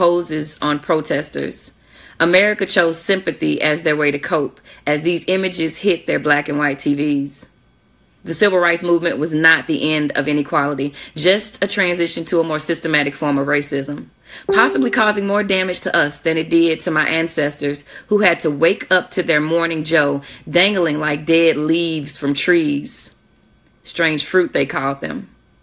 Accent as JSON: {"language": "English", "town": "Jackson", "region": "Mississippi", "country": "United States", "said": "I'm from Jackson, Mississippi"}